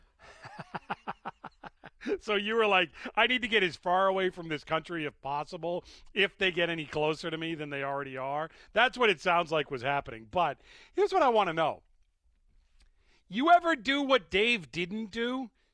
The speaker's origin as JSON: {"language": "English", "region": "Massachusetts", "country": "United States", "tie": "born or raised there", "said": "I was born in Massachusetts"}